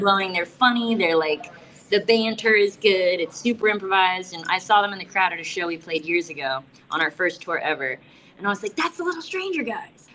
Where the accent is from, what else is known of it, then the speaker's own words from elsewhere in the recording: South Florida, United States; I'm from South Florida